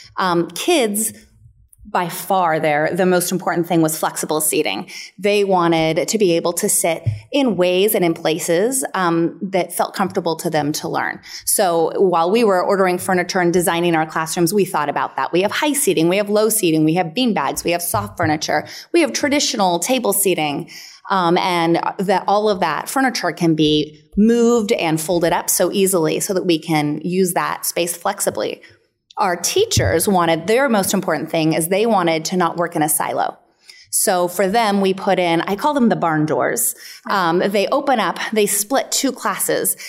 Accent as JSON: {"language": "English", "area": "El Dorado County, near Lake Tahoe", "region": "California", "country": "United States", "tie": "born or raised there", "said": "I grew up near Lake Tahoe in El Dorado County."}